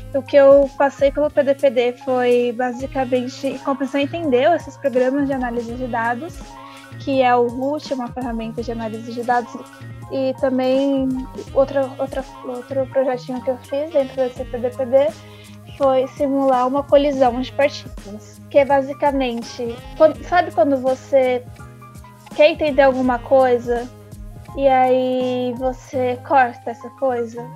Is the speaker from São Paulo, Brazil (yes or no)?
yes; São Paulo, Brazil; Eu também sou de São Mateus